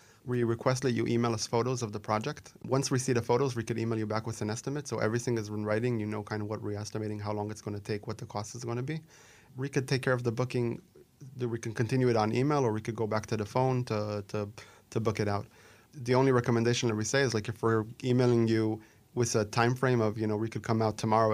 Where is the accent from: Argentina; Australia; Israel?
Israel; moved away as an adult; also born or lived in New York; now in Arizona, United States; I came to Arizona 20 years ago. I grew up in Israel